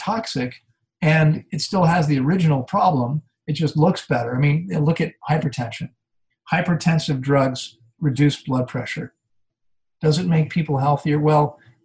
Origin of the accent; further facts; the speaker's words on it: D.C., District of Columbia, United States; I grew up outside of Washington, D.C.